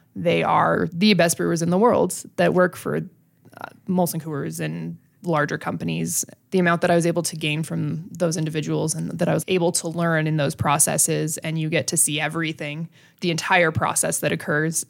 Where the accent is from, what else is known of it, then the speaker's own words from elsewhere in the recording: Brighton, Colorado, United States; I grew up in Brighton